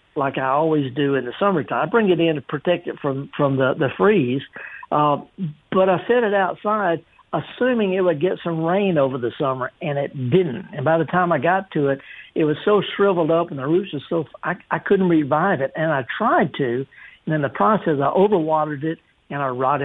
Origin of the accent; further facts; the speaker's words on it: the South, United States; I'm just from the South